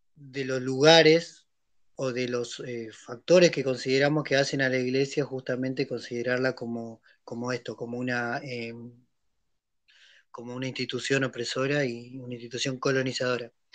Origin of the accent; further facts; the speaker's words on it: San Antonio de los Cobres, Salta, Argentina; venite a mi pueblo y fíjate cómo la, a San Antonio de Cobres